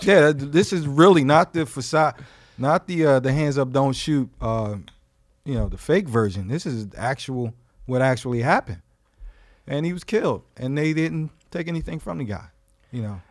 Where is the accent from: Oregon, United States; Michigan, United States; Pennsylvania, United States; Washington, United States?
Pennsylvania, United States; Philadelphia; I'm from Philadelphia, Pennsylvania